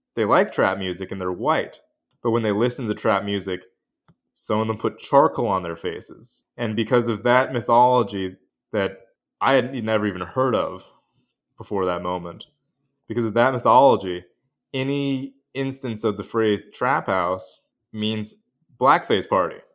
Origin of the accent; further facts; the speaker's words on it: Pacific Northwest, United States; moved away as an adult; now in New Haven, United States; I grew up in the Northwest